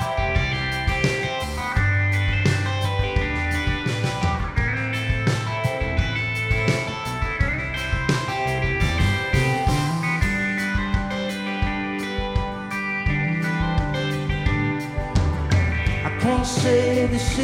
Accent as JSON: {"language": "English", "town": "Ellaville", "region": "Georgia", "country": "United States", "tie": "born or raised there", "said": "I'm obviously not from Cleveland, Ohio. I am from South Georgia."}